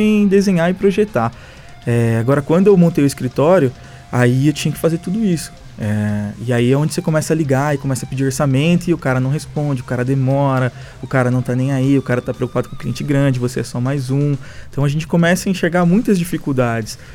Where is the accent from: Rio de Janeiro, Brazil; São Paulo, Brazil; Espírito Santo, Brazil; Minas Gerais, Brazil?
São Paulo, Brazil; moved away as an adult; now in Ribeirão Preto, Brazil; eu sou de São Paulo, mas eu, meus pais vieram para cá e aí depois eu vim para cá também